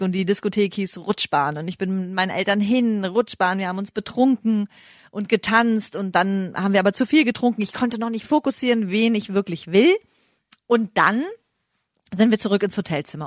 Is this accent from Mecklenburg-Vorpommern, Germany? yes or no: yes; Greifswald, Mecklenburg-Vorpommern, Germany; ich komme ja aus Greifswald